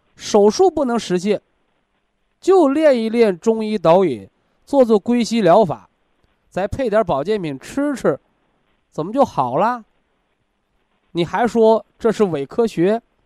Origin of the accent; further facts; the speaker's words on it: China; 我们中国人，啊，我们炎黄子孙的灵魂当中